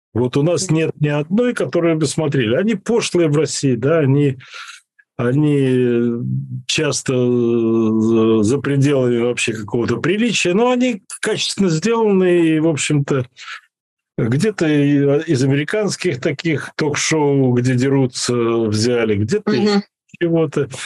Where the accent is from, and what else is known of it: Belarus